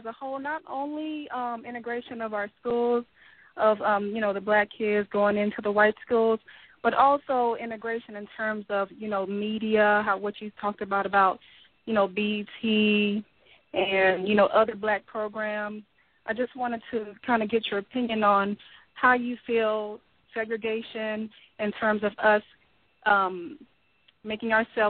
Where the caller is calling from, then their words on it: Florida, United States; I'm calling from Florida.